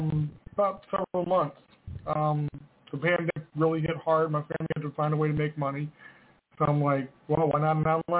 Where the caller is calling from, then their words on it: Scottsville, Kentucky, United States; Scottsville, Kentucky.